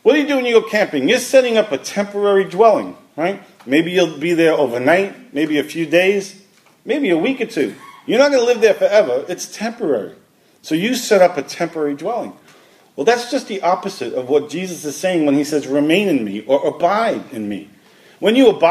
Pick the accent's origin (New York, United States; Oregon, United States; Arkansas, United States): New York, United States; New York City; moved away; also born or lived in Washington; I grew up in Brooklyn.